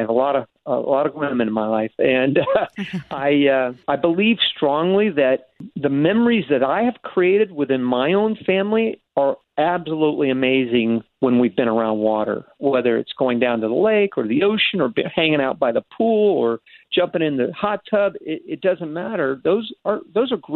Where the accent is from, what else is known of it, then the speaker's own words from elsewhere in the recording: Florida, United States; I was born and raised in Florida. I'm a third generation Floridian